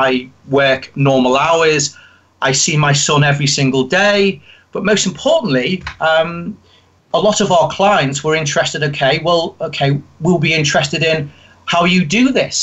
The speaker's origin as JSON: {"language": "English", "town": "Liverpool", "region": "North West England", "country": "United Kingdom", "tie": "born or raised there", "accent": "Liverpool", "said": "I grew up in Liverpool"}